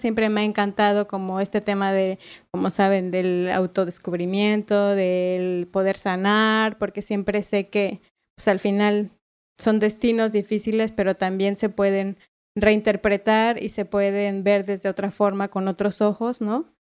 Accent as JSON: {"language": "Spanish", "region": "Mexico City", "country": "Mexico", "tie": "born or raised there", "said": "yo nací en la, en la CDMX ahí en el IMSS"}